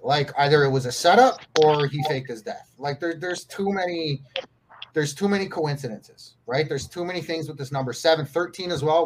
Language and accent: English; Canada; now in Mexico; I'm Canadian, born and raised in Canada. I uh, live in Mexico now